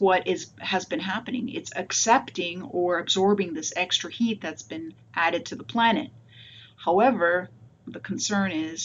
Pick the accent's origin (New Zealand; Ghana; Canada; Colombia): Canada; Toronto, Ontario; moved away as an adult; also born or lived in Massachusetts; now in Connecticut, United States; I'm originally from Toronto, Canada